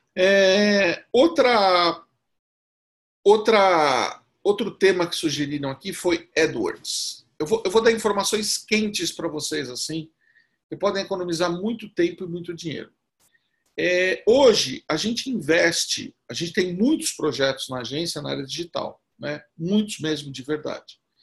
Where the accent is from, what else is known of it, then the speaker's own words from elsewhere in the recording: São Caetano do Sul, São Paulo, Brazil; eu sou de São Caetano